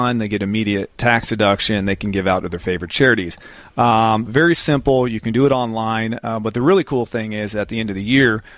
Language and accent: English; Zephyrhills, Florida, United States; I grew up in Zephyr Hills, kind of right up the road.